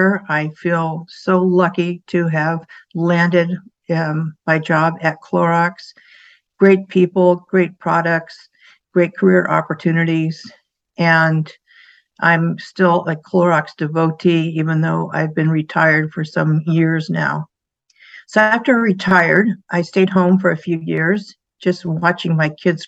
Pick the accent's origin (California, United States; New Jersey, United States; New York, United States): California, United States; San Diego; I grew up in San Diego, have three sisters, and I was living the nice beach life